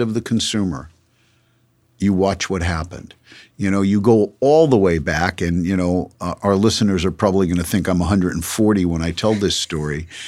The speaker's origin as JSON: {"language": "English", "town": "Los Angeles", "region": "California", "country": "United States", "tie": "born or raised there", "also_born_or_lived": "New York", "said": "I grew up in Los Angeles"}